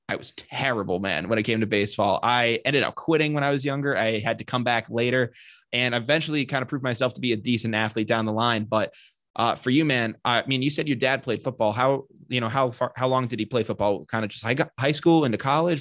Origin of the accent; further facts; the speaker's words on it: Sutton, Massachusetts, United States; I am from Sutton, Massachusetts, so my graduating class had, like, a little over a hundred kids.